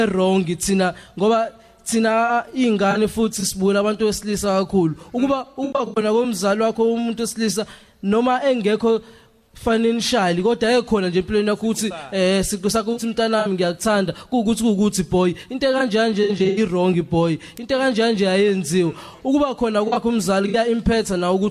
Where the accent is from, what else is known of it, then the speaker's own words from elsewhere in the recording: KwaMashu, KwaZulu-Natal, South Africa; ekhaya kwaMashu kwa G section eBrazil.